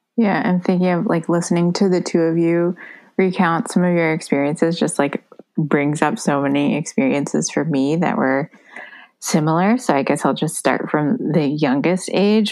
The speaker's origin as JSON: {"language": "English", "country": "United States", "tie": "born or raised there", "also_born_or_lived": "Taiwan", "said": "This is in my hometown where I was born and raised."}